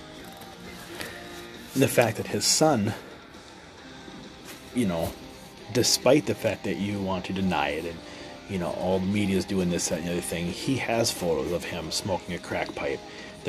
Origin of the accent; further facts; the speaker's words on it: United States; We all, as American citizens